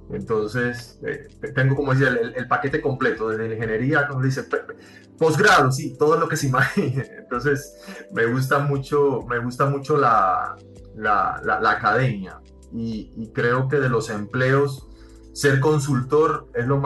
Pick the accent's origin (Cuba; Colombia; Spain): Cuba; yo fui nacido y criado en Cuba y eh, hice una carrera en ingeniería industrial